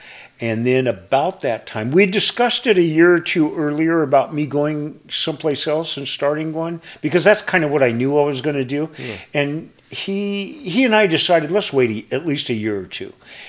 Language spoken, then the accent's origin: English; San Diego, California, United States; moved away as an adult; also born or lived in Olympia, Washington; now in Idaho, United States; we grew up in the Southern California, San Diego area.